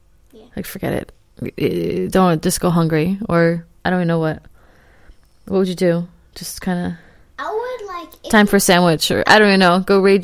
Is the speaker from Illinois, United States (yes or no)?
no; New Jersey, United States; moved away; I'm from New Jersey.